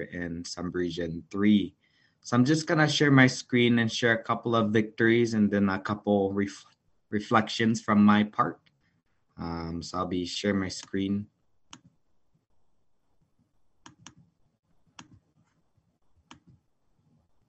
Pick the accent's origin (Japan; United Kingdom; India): Japan; moved away as an adult; also born or lived in Las Vegas; now in United States; I was born and raised in Japan, came to the States around 10 years ago